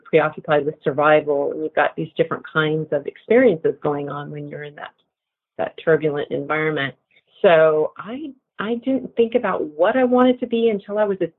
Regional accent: Santa Barbara, California, United States; I grew up in Santa Barbara, California for most of my young childhood

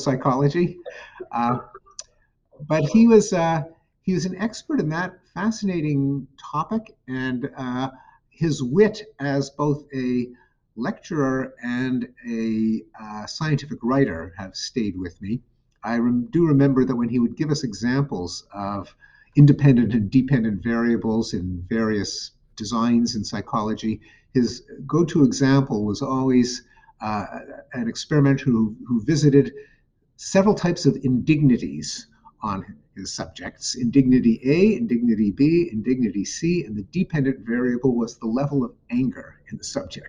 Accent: Montreal, Quebec, Canada; McGill University in Montreal, my hometown.

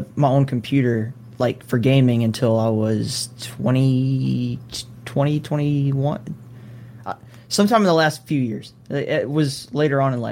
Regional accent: Alabama, United States; I grew up in Alabama

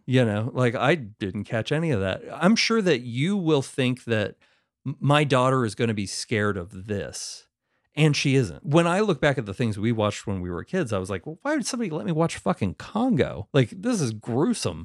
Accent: West Virginia, United States; somebody I grew up with in West Virginia

